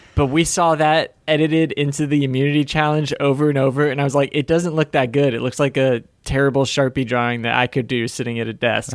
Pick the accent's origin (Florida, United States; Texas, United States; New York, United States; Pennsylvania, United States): Florida, United States; I'm from Florida